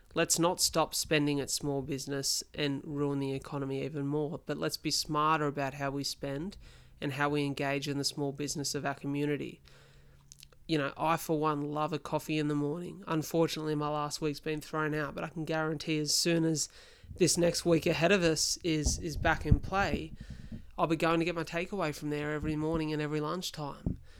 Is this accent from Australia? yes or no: yes; Wollongong, New South Wales, Australia; here in my hometown of Wollongong.